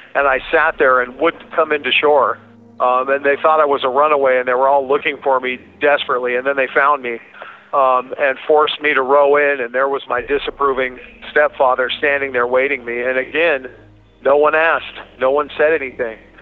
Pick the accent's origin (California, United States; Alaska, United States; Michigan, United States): Alaska, United States; I was born and raised in Alaska